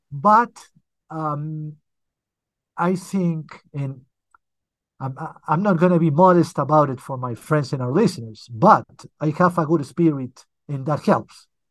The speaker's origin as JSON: {"language": "English", "town": "Barcelona", "region": "Catalonia", "country": "Spain", "tie": "born or raised there", "also_born_or_lived": "United Kingdom", "moved": "as an adult", "lives_now": "Colombia", "said": "Well, I was born here, but when I was very little, I moved with my family, my parents, and my brother to Europe. So basically, I grew up in Europe, especially in Spain, in Barcelona."}